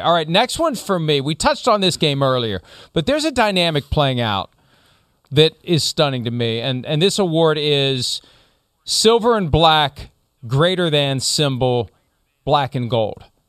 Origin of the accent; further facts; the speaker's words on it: Steelers country, Pennsylvania, United States; I grew up in Steelers country